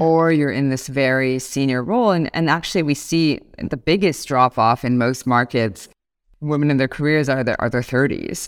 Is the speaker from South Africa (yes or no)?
no; Toronto, Ontario, Canada; moved away as an adult; now in Singapore; I'm born and raised in Toronto, Canada.